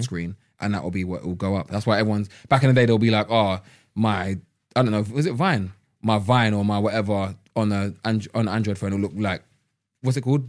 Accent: London, United Kingdom; growing up in London

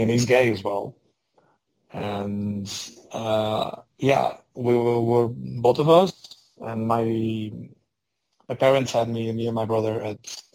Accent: Portugal; I'm Portuguese. I was born in Portugal.

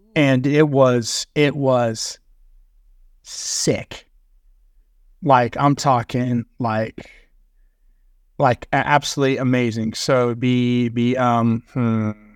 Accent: Texas, United States; I'm from Texas

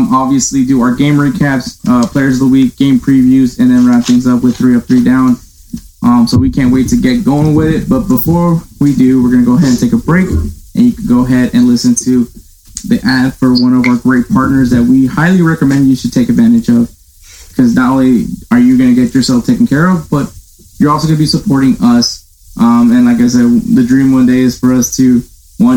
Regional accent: Houston, Texas, United States; we're both from Houston

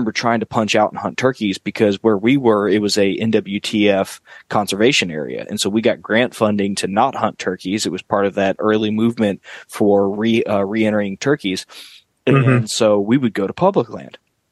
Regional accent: Southeast Georgia, United States; also born or lived in New Orleans, Louisiana; I grew up in Southeast Georgia and New Orleans

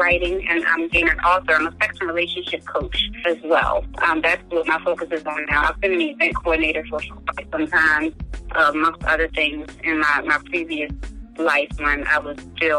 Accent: Maryland, United States; sometimes I'm almost embarrassed to tell people where I'm from. You know, I'm like, oh, I'm from Maryland.

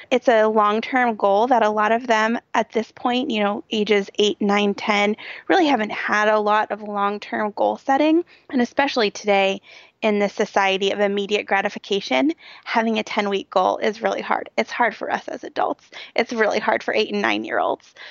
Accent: Cincinnati, Ohio, United States; it was right in my hometown and some of the streets that you talked about were running right by my office

